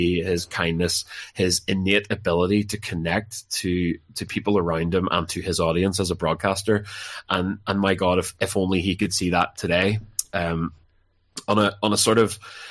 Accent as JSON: {"language": "English", "town": "Larne", "region": "Northern Ireland", "country": "United Kingdom", "tie": "born or raised there", "said": "I'm a big fan of my hometown club, Larne FC"}